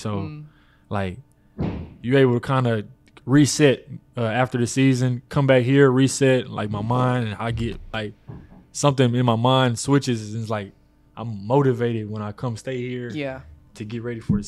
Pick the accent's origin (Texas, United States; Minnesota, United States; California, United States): Texas, United States; Waco; moved away; be with my family and spend some time here in my hometown